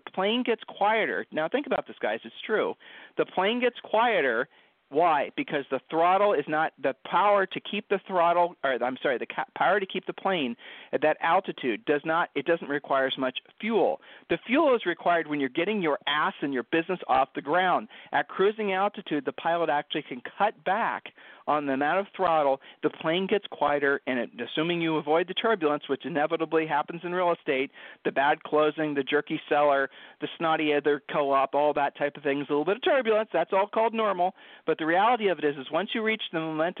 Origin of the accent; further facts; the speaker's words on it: Ohio, United States; I'm from Ohio